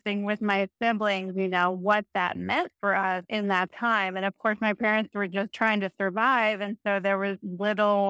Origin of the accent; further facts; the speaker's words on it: Brazil; So this was in Brazil